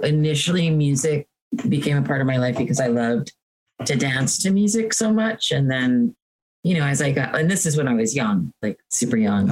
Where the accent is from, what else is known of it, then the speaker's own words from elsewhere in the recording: Hoboken, New Jersey, United States; I grew up in Hoboken, so there was this YMCA camp